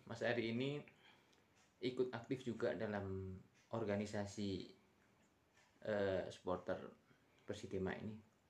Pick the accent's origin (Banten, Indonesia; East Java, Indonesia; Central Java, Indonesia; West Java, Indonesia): Central Java, Indonesia; Temanggung; born or raised there